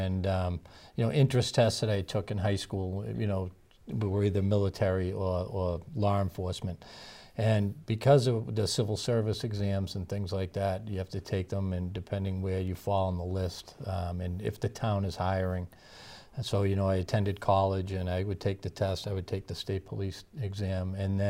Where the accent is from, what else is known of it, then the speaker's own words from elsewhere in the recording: Belmont, Massachusetts, United States; Townfield certainly played a big part in my life growing up in Belmont.